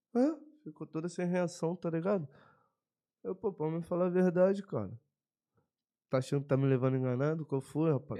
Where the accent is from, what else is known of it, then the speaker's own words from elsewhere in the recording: Brazil; Sou brasileiro